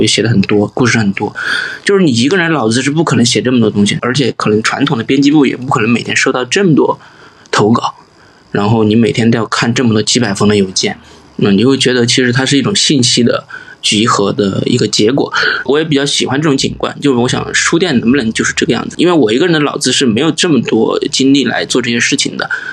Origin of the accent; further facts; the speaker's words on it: Sichuan, China; accent: Sichuanese; 我们四川话